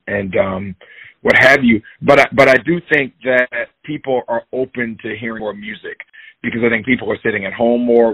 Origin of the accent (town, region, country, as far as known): Jacksonville, Florida, United States; born or raised there; moved away as an adult; now in New York, United States